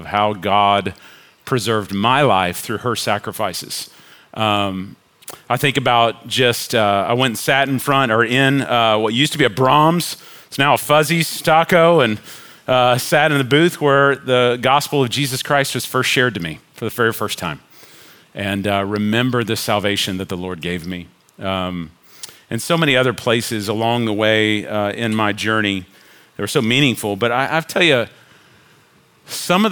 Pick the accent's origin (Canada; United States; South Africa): United States; Richardson, Texas; also born or lived in Chicago / Denton / Flower Mound; I was born in Chicago, but I was raised in Richardson